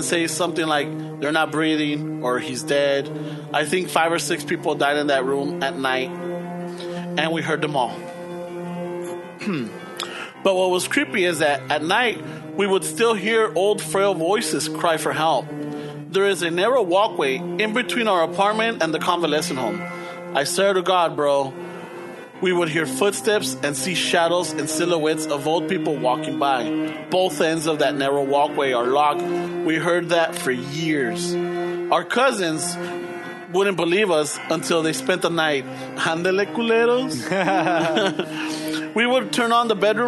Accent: Lynwood, California, United States; I grew up in Linwood. Big badass 90262

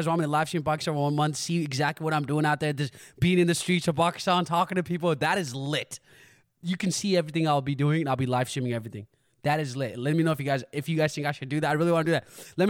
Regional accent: United States; born or raised there

